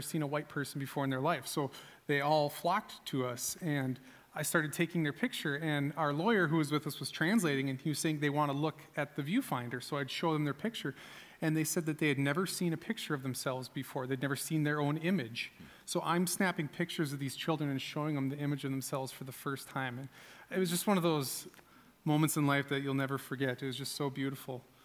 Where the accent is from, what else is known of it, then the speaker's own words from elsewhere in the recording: United States; as an American